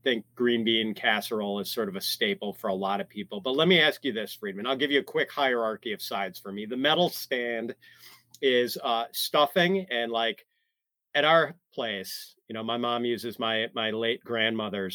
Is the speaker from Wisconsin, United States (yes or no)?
yes; Wisconsin, United States; I grew up in Wisconsin